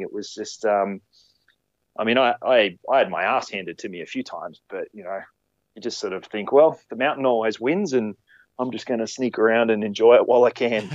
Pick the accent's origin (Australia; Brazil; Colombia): Australia; Queensland; moved away as an adult; now in New South Wales, Australia; I grew up in Queensland